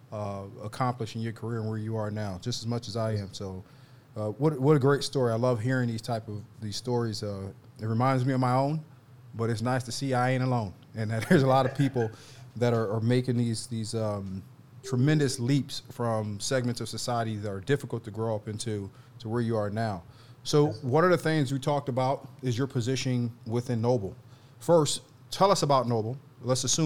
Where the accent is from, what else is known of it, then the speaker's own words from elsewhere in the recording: Philadelphia, Pennsylvania, United States; a Philly boy who grew up in a tough city